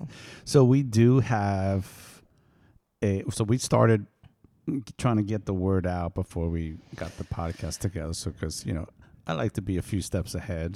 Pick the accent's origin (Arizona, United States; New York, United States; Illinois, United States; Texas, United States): New York, United States; also born or lived in East Coast / California; now in Central Coast, California, United States; I am from New York, but now I live in California